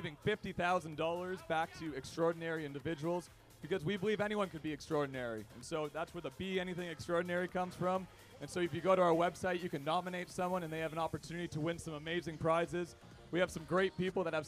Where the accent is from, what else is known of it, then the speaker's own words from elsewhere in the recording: Canada; I'm from Canada